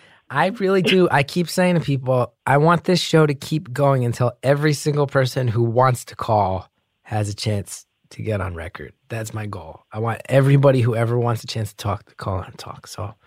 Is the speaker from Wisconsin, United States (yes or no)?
no; New Jersey, United States; accent: New Jersey; I grew up with a very heavy New Jersey accent, which not many people know the real version of.